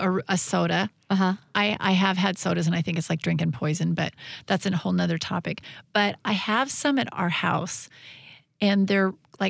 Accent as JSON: {"language": "English", "town": "Olympia", "region": "Washington", "country": "United States", "tie": "born or raised there", "said": "Brewery means beer to me because I grew up in Olympia area."}